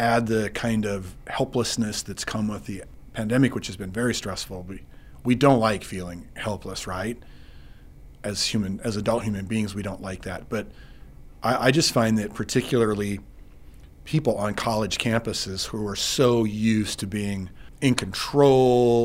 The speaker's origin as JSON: {"language": "English", "region": "Eastern Montana", "country": "United States", "also_born_or_lived": "Dillon, Montana", "moved": "as an adult", "lives_now": "Billings, United States", "said": "I'm from Eastern Montana"}